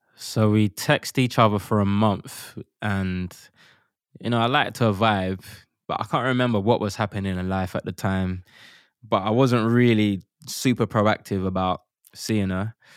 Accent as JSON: {"language": "English", "region": "London", "country": "United Kingdom", "tie": "born or raised there", "said": "We grew up in Custom House in East London"}